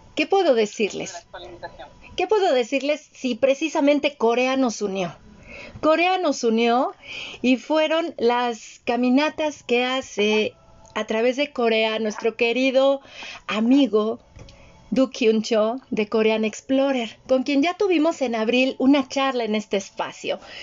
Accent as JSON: {"language": "Spanish", "region": "western Mexico", "country": "Mexico", "tie": "born or raised there", "said": "yo como el que, que creció en México occidental"}